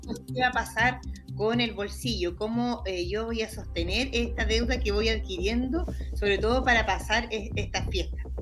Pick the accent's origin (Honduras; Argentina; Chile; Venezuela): Chile; como cultura chilena